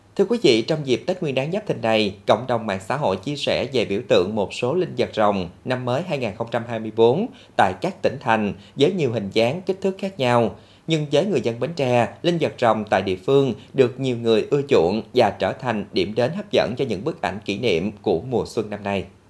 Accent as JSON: {"language": "Vietnamese", "region": "Bến Tre", "country": "Vietnam", "said": "cái nét đặc biệt riêng của Bến Tre mình"}